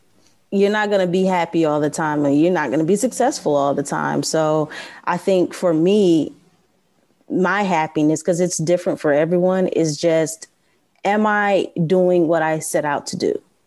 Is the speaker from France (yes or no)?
no; Detroit, Michigan, United States; I'm an American non-binary rap artist from Detroit Music. I'm Detroit Music, Detroit, Michigan.